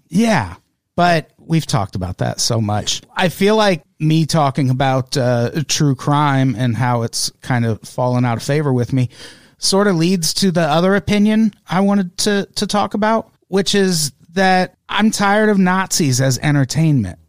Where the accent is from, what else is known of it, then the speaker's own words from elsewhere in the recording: Illinois, United States; I grew up in Illinois